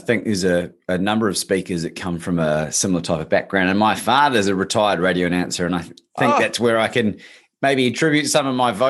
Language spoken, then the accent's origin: English; New Zealand; now in Australia; I'm actually a New Zealander originally, Bob, but I've been living in Australia for 20 years nearly. So the accent's sort of been hybridized.